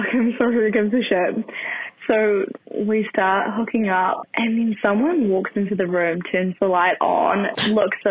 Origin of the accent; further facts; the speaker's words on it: New Zealand; I'm from New Zealand